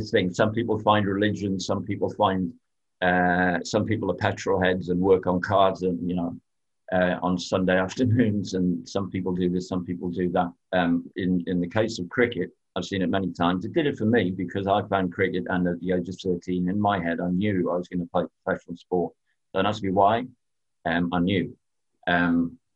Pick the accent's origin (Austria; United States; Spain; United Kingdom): United Kingdom; England; I'm English